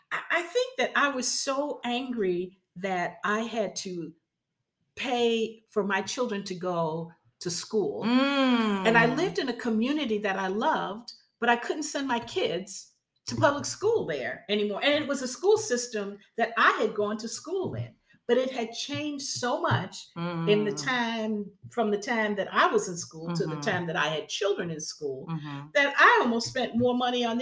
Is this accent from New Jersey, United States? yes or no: yes; Newark, New Jersey, United States; I'm a kid from Newark